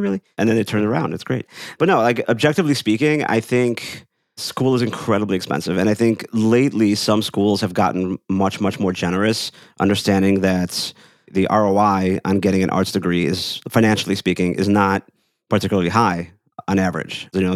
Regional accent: Chicago, Illinois, United States; I'm from Chicago.

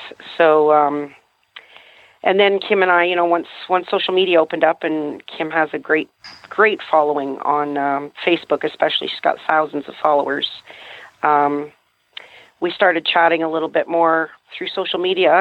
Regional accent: Canada; also born or lived in New Brunswick; I'm a Canadian, actually, so I live in New Brunswick in the Appalachians up here

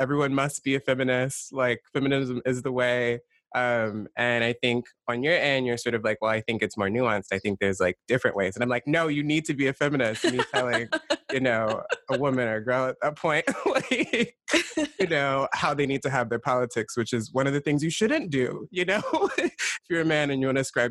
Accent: United States; For me, I'm Black American, meaning sort of my lineage in the country's coming from the system of shadow slavery in the States.

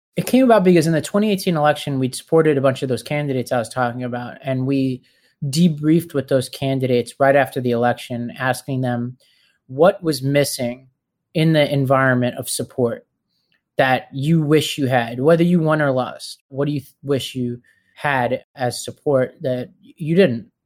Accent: New York City, New York, United States; I grew up in Staten Island, New York

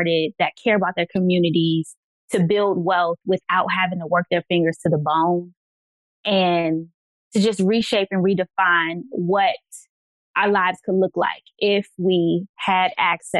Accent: Virginia, United States; I am from Virginia

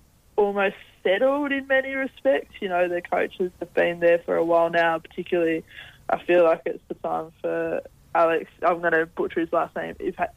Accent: New South Wales, Australia; moved away; I grew up in New South, so I picked Sydney first.

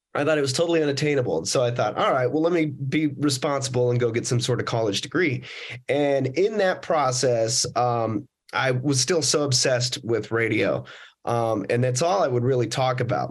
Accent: Las Vegas, Nevada, United States; I grew up in uh, Las Vegas, Nevada

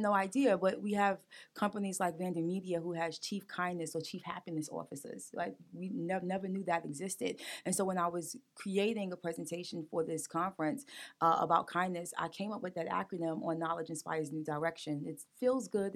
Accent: New York City, New York, United States; now in Wilmington, United States; I grew up in Brooklyn, New York

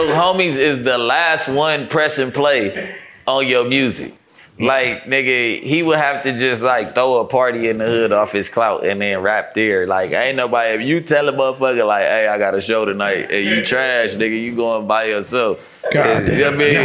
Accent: California, United States; I'm from California

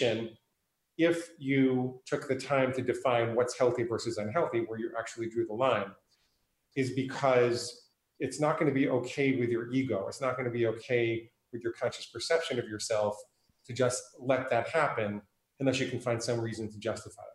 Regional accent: New York, United States; also born or lived in New Hampshire; now in Portland, United States; I live in Portland, Oregon. I grew up in New York and I spent 14 years in New Hampshire

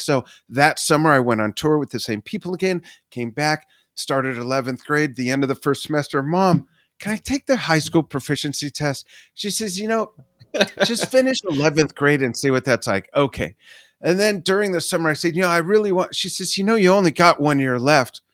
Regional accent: Los Angeles, California, United States; also born or lived in Inglewood, California; I grew up in the San Fernando Valley

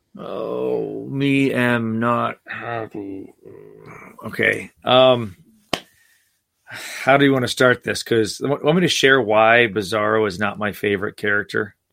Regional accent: New Jersey, United States; I grew up in New Jersey

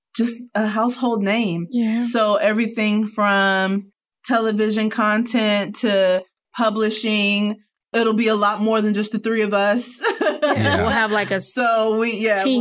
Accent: Cincinnati, Ohio, United States; now in Northwest Arkansas, United States; from Cincinnati

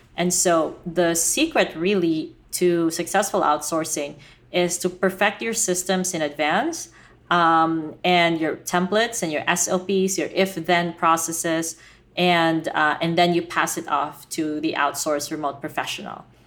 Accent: Philippines; I was Filipina, and I grew up in the Philippines

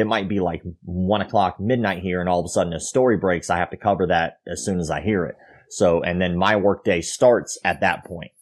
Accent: Florida, United States

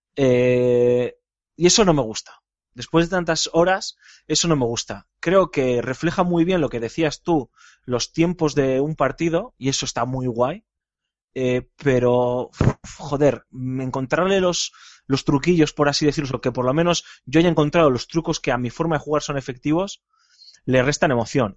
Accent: Bilbao, Basque Country, Spain; yo como buen vasco jugando con el, como buen bilbaíno

